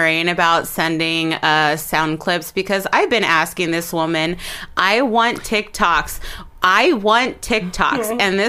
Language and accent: English; Baltimore, Maryland, United States